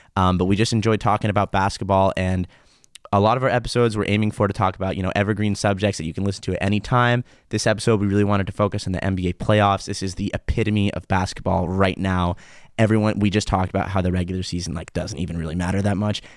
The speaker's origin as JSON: {"language": "English", "country": "United States", "moved": "yes", "lives_now": "Israel", "said": "as an American who comes here"}